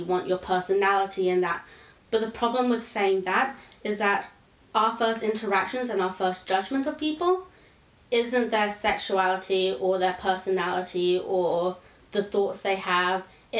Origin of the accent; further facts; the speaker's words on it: India; I'll find a group of Indian people who will completely accept the fact that I'm Indian.